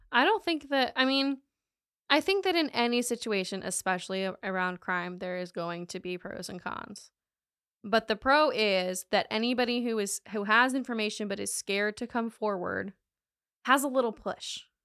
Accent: North Carolina, United States; now in Florida, United States; I am from North Carolina

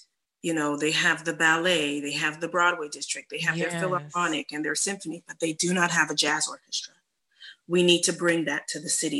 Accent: Toronto, Ontario, Canada; also born or lived in Atlanta, United States / New York, United States; now in Houston, United States; I'm from the North, I'm from Canada.

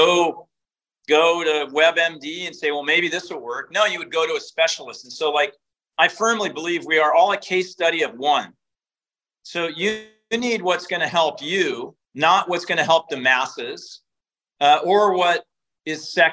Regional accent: Eugene, Oregon, United States; I was born and raised in Eugene, Oregon, so Tracktown, USA.

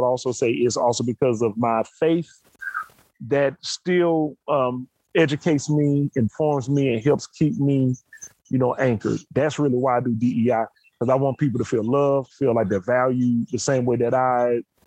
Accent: Birmingham, Alabama, United States; moved away; growing up in Birmingham, Alabama

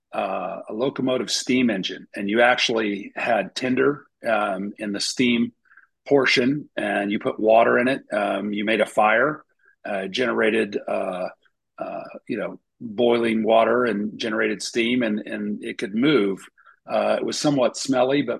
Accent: Oklahoma City, Oklahoma, United States; moved away; grew up in Oklahoma City, Oklahoma

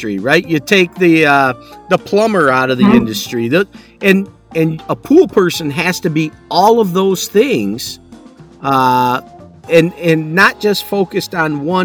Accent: Michigan, United States; we're from the Midwest, so we don't, you know, we don't live that California lifestyle.

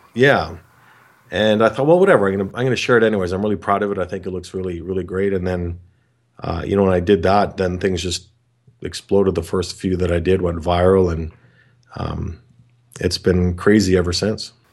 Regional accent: Canada; I'm from Canada

